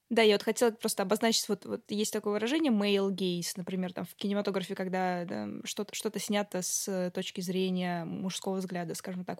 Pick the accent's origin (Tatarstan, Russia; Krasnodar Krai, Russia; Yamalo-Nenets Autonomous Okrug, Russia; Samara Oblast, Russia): Samara Oblast, Russia; Tolyatti; moved away; Я сама э, родом из провинциального города, а, область Самарская